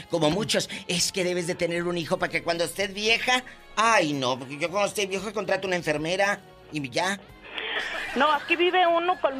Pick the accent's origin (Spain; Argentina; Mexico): Mexico; Monterrey, Nuevo León; now in Denver, United States; originario de Monterrey, Nuevo León. Ay, arriba el norte, mi Monterrey querido.